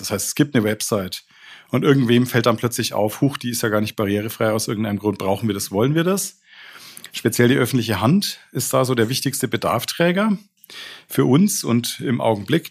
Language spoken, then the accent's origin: German; Nuremberg, Bavaria, Germany; bin in Nürnberg geboren